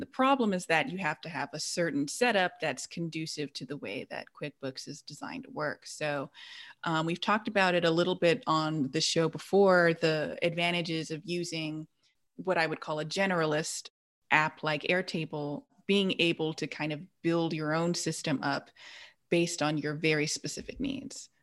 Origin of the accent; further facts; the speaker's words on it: Los Angeles, California, United States; I grew up in the South Bay and I call a lot of the area L